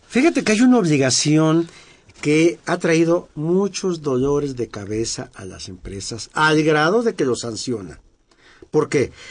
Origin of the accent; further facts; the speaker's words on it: San Luis Potosí, Mexico; yo soy de San Luis Potosí, de mi barrio San Miguelito.